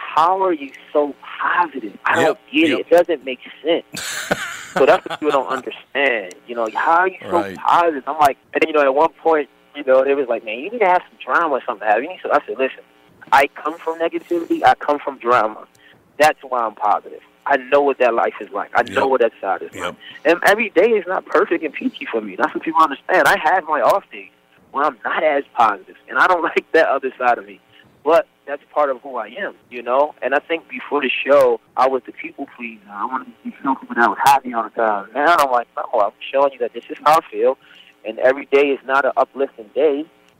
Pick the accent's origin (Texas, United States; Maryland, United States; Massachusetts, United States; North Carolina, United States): Maryland, United States; Baltimore; honestly, I was afraid to show the world I was from Baltimore.